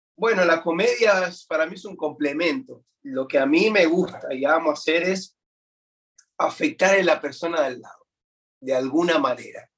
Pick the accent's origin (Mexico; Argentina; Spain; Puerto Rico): Argentina; Buenos Aires; now in United States; nací en Buenos Aires, Argentina, siempre me he criado ¿no? dentro de la, iglesia